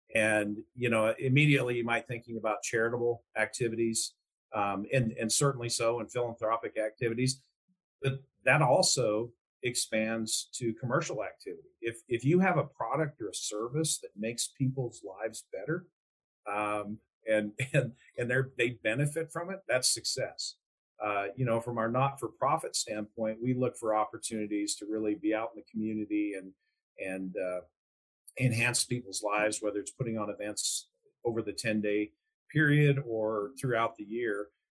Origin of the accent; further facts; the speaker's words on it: northern Colorado, United States; moved away as an adult; also born or lived in Houston, Texas; now in Calgary, Canada; We both grew up in northern Colorado